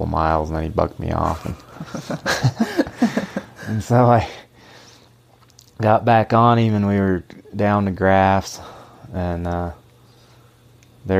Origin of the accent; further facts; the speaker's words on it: Alton, United States; we grew up here in Alton, and it was just a, like I say, a family ranch